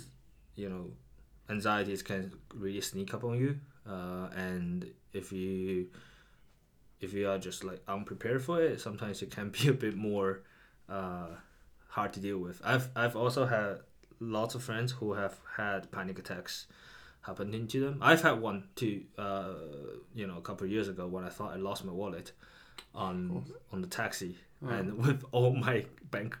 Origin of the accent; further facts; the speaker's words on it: China; moved away; also born or lived in Edinburgh, United Kingdom; growing up in China